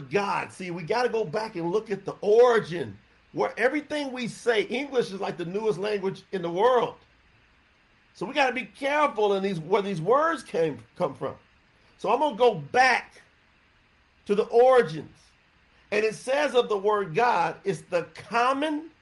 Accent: the South, United States; I was raised up in the South

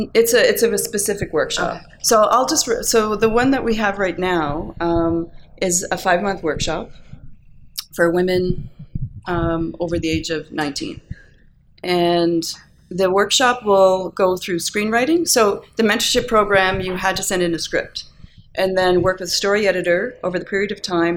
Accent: Cape Breton, Nova Scotia, Canada; moved away as an adult; now in Calgary, Canada; I grew up in Cape Breton.

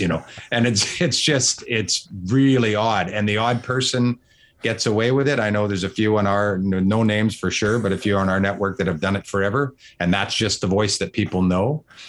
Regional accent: Vancouver, British Columbia, Canada; moved away as an adult; also born or lived in Kelowna; now in Toronto, Canada; I'm from Vancouver. I'm in Toronto now

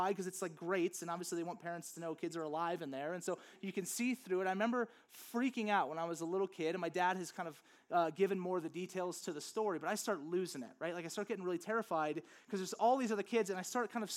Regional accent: Louisiana, United States; now in Flagstaff, United States; growing up in Louisiana, there's just nothing really

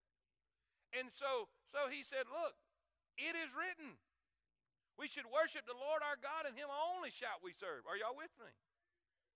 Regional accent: Stuart, Florida, United States; I was born in 1973 in Stuart, Florida

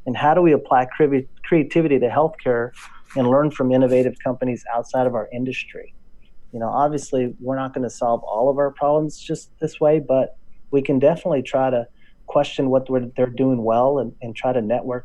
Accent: West Texas, United States; accent: drawl; moved away as an adult; now in Northern California, United States; I went back home to my hometown in West Texas. In case you don't notice a drawl, that's why. I hear it. Yeah. I'm from Texas, born and raised.

